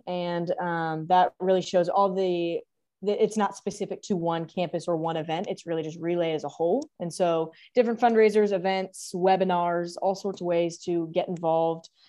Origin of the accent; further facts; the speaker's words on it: The Woodlands, Texas, United States; moved away as an adult; now in Norman, Oklahoma, United States; I'm originally from the Woodlands, Texas. So obviously we went to high school together. Um, and so I, um, lived there for eighteen years